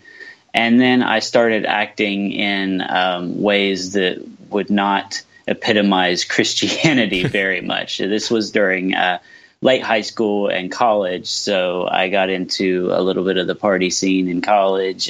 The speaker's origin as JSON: {"language": "English", "region": "southeastern Ohio", "country": "United States", "tie": "born or raised there", "said": "I'm from the United States, from southeastern Ohio. I live right on the river, the Ohio River, between Ohio and West Virginia"}